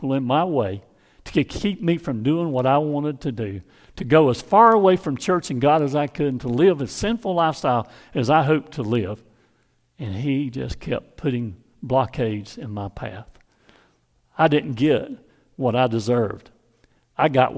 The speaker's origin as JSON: {"language": "English", "town": "Hazlehurst", "region": "Georgia", "country": "United States", "tie": "born or raised there", "said": "from my hometown of Hazelhurst, Georgia"}